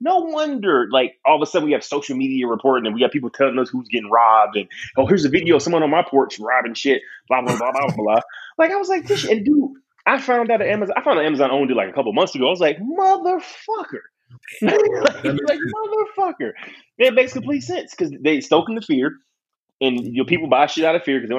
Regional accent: Detroit, Michigan, United States; I grew up in Detroit

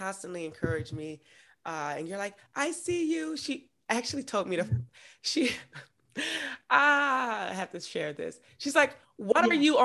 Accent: Augusta, Georgia, United States; I'm from Augusta, Georgia.

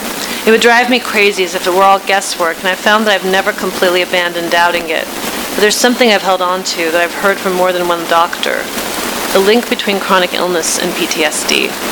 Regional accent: Iran; now in United States; when I found my home country rather unsurprisingly on the list of six countries that have been designated problems according to this administration

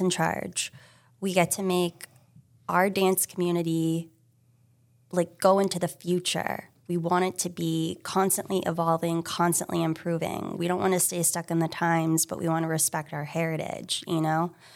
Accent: Hilton Head Island, South Carolina, United States; also born or lived in San Francisco; now in Massachusetts, United States; I grew up in South Carolina, Hilton Head Island

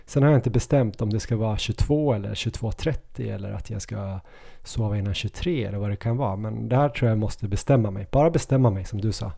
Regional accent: Ås, Jämtland, Sweden; moved away; min hemby Ås. De byggde ju den några år efter att jag flyttade från Ås

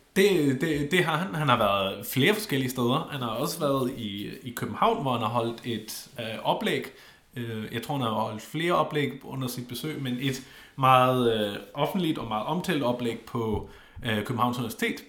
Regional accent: Schleswig-Holstein, Germany; moved away; Schleswig-Holsten. Lige der, hvor jeg kommer fra

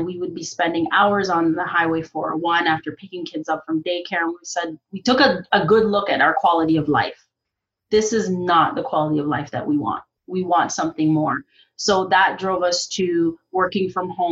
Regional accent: Jamaica; now in Canada; I'm originally from Jamaica

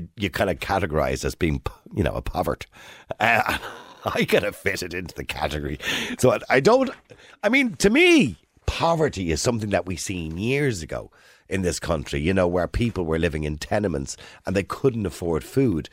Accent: Dublin, Leinster, Ireland; I'm from Edenmore.

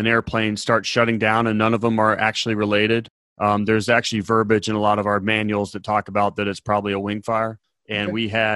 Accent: Ohio, United States; moved away; I am from Ohio originally.

